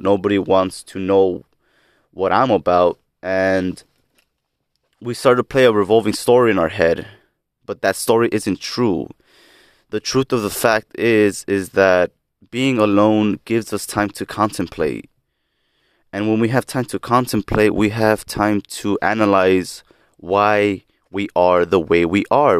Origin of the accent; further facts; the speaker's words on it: Lynwood, California, United States; now in South Gate, United States; I was born on October twentieth, nineteen ninety-seven in Linwood, California. Currently reside in Southgate, California